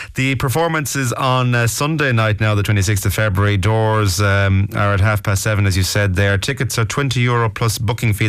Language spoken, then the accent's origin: English; Mayo, Connacht, Ireland; now in Galway, Ireland; I'm from Mayo myself